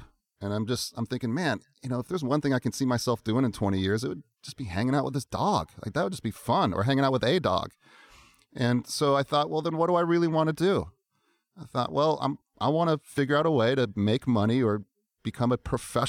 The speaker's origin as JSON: {"language": "English", "region": "Alaska", "country": "United States", "also_born_or_lived": "Virginia / Seattle", "said": "I was originally from Alaska. Family moved to Virginia, back to Seattle, back to Virginia."}